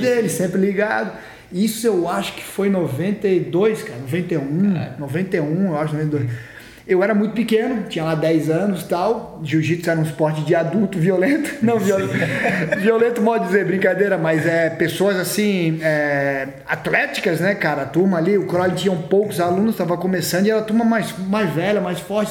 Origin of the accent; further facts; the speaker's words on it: Florianópolis, Santa Catarina, Brazil; eu cresci em Floripa lá